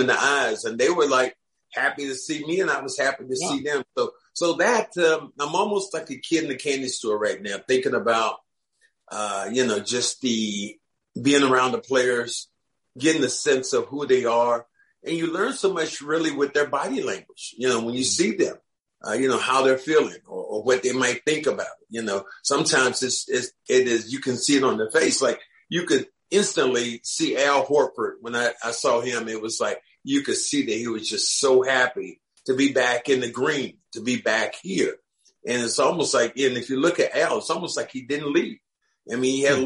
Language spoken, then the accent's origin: English; Kinston, North Carolina, United States; I'm from Kinston